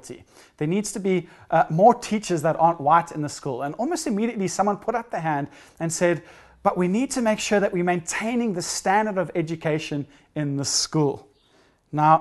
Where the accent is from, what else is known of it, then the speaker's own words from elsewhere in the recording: South Africa; growing up in South Africa